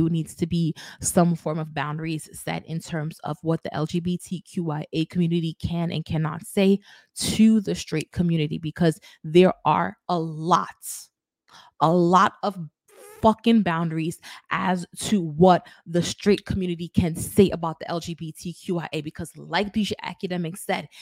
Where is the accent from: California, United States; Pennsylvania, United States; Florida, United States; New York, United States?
New York, United States; New York City; my hometown, New York